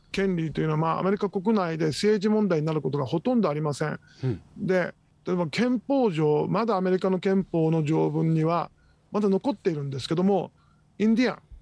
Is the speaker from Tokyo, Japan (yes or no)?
yes; Tokyo, Japan; moved away as an adult; also born or lived in United States; now in Okinawa, Japan; 私は、出身は東京です。